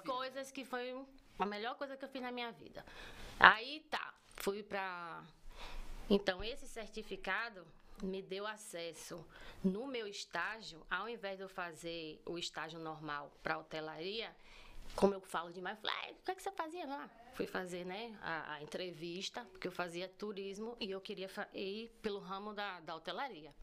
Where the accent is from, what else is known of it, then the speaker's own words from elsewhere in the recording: Bahia, Brazil; moved away as an adult; also born or lived in Entre Rios, Bahia; now in United States; Eu nasci eu nasci no distrito de Entre Rios, na Bahia